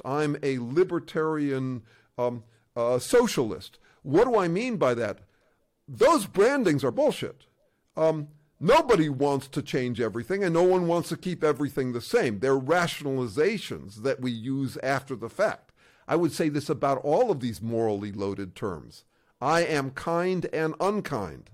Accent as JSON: {"language": "English", "town": "Chicago", "region": "Illinois", "country": "United States", "tie": "born or raised there", "said": "I was in Chicago, and uh, to be honest, I was raised in an Orthodox school"}